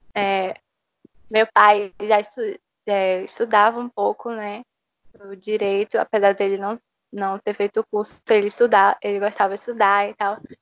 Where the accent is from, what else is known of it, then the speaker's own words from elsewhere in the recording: Recife, Pernambuco, Brazil; moved away as an adult; now in João Pessoa, Brazil; eu sou de Recife, eu morei lá quase a minha vida toda e eu vim para João Pessoa